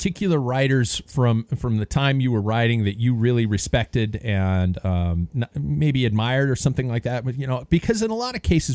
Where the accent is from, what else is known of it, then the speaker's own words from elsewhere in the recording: United States; as an American